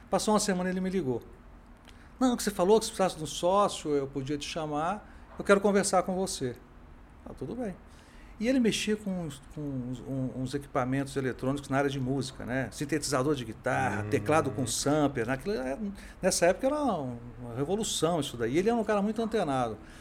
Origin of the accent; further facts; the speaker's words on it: Brasília, Federal District, Brazil; eu sou brasiliense